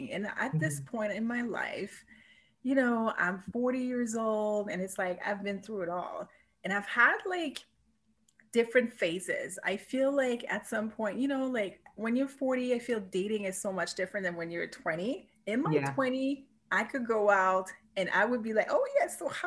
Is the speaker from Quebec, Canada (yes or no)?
yes; Montreal, Quebec, Canada; moved away as an adult; also born or lived in Vancouver; I was born and raised in Montreal